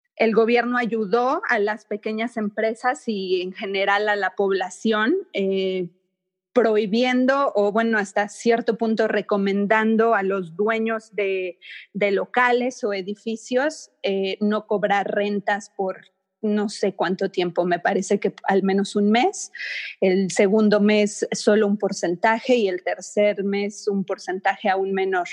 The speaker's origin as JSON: {"language": "Spanish", "country": "Mexico", "moved": "yes", "lives_now": "China", "said": "yo soy de México y mi esposo es de Estados Unidos"}